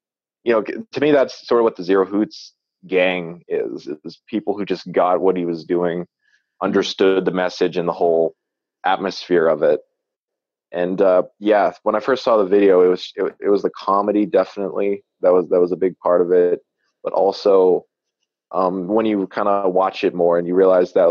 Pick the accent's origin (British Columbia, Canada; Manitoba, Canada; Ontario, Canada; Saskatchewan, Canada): Manitoba, Canada; I'm from Canada. Manitoba